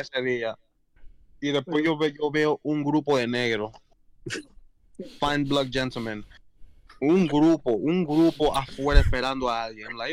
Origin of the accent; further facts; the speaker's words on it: Puerto Rico; moved away; nací en Puerto Rico, pero ambos padres son dominicanos, por lo cual yo soy más culturalmente dominicano. Pero sí, nací en Puerto Rico, yo soy boricua, nene. Yo soy de la isla